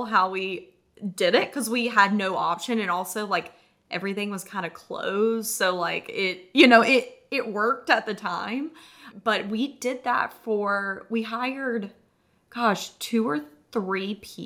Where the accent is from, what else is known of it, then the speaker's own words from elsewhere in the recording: North Carolina, United States; moved away as an adult; also born or lived in San Diego; now in Charleston, United States; We're from North Carolina originally, got married in Charleston